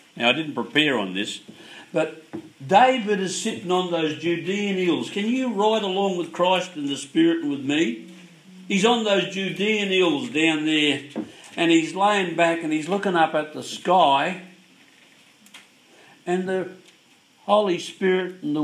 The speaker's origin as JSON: {"language": "English", "area": "Yorke Peninsula", "region": "South Australia", "country": "Australia", "tie": "born or raised there", "moved": "yes", "lives_now": "Melbourne, Australia", "said": "When I was a kid, when I was unsaved, growing up on York Peninsula on a fishing community"}